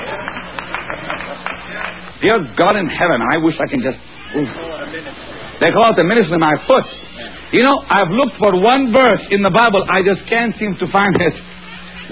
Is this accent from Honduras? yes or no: no; Israel; moved away; I'm from Israel